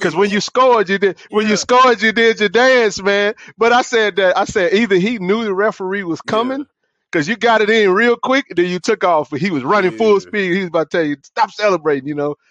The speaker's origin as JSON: {"language": "English", "town": "Jackson", "region": "Mississippi", "country": "United States", "tie": "born or raised there", "said": "I'm a lifer, born and raised in Jackson."}